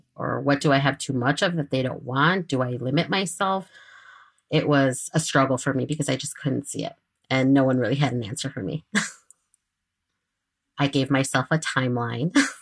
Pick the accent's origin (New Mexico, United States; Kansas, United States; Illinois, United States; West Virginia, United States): Illinois, United States; Chicago; I am from Chicago. I am a Chicago native